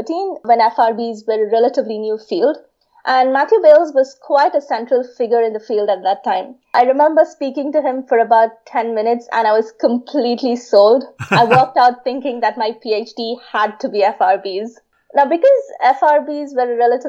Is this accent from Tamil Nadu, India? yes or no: yes; Chennai, Tamil Nadu, India; I was born and raised in Chennai in India